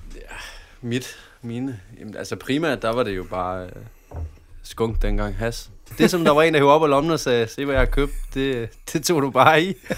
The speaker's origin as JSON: {"language": "Danish", "town": "Padborg", "region": "Southern Denmark", "country": "Denmark", "also_born_or_lived": "Aabenraa / Flensburg / Haderslev", "said": "Jeg er fra Padborg. Jeg har boet i Aabenraa i mange år. Jeg har boet i samtlige, samtlige byer, faktisk. Både Flensborg og Haderslev."}